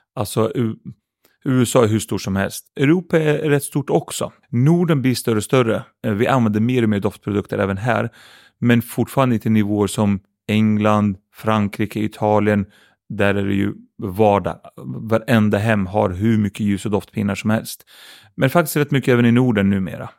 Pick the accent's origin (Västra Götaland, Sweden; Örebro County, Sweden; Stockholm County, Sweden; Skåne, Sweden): Örebro County, Sweden; Örebro; Swedish is a second language; Jag hade bra ungdomsår tycker jag. Uppvuxen i ett område som heter Vivalla i Örebro